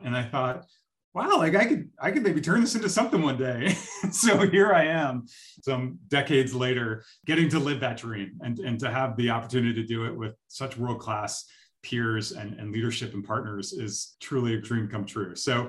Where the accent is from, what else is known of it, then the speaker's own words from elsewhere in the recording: East Coast, United States; I grew up on the East Coast going to Disney World every couple of years with my family.